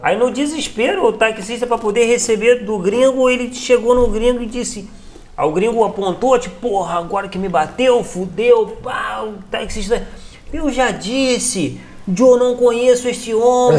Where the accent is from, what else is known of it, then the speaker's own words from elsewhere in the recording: Teresópolis, Rio de Janeiro, Brazil; eu sou de Teresópolis